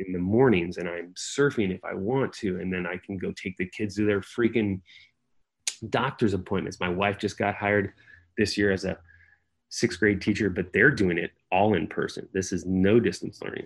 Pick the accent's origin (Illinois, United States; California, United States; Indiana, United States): California, United States; San Jose; moved away as an adult; I was from San Jose